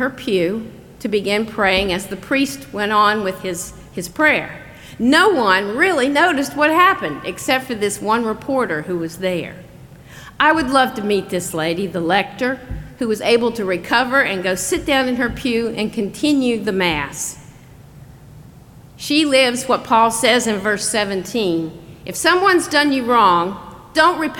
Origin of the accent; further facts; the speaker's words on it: North Carolina, United States; growing up in North Carolina